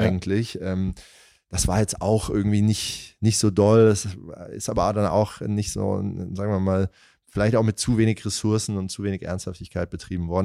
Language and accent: German; near Darmstadt, Hesse, Germany; moved away; also born or lived in Italy; ich komme ja aus Hessen, aus, aus der Nähe von Darmstadt